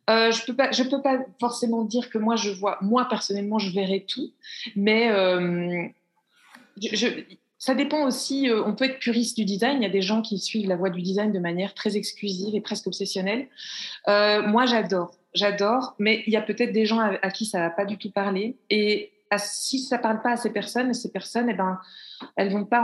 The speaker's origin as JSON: {"language": "French", "country": "Belgium", "said": "puisque je suis belge et en {S0} Belgique."}